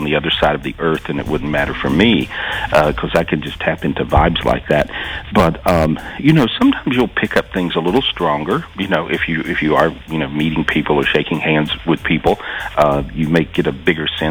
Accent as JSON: {"language": "English", "region": "North Carolina", "country": "United States", "said": "I'm from North Carolina."}